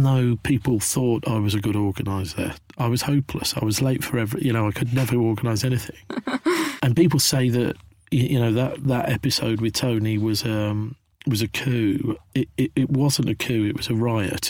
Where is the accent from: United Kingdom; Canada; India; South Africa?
United Kingdom; Midlands; moved away as an adult; also born or lived in London; growing up in Thatcher's Britain in the Midlands in the 80s and going down to London to look for my fortune